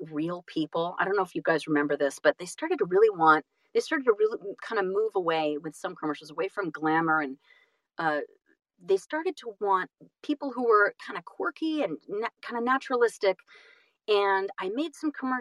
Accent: California, United States; also born or lived in Boston / New York City / Los Angeles; I'm from California

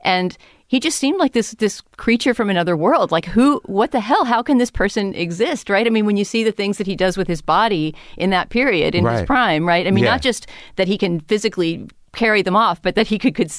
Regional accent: San Antonio, Texas, United States; But also, at least where I grew up in San Antonio, Texas, it was not easy to see silent movies, you know?

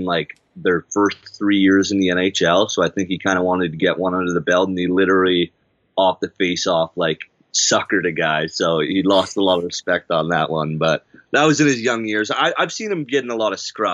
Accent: Canada; I'm a Canadian

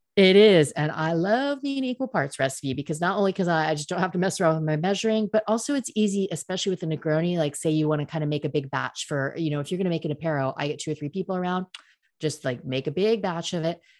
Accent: United States; now in France; I'm American

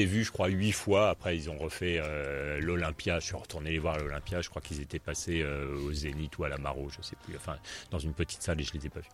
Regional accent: Paris, Île-de-France, France; je suis parisien

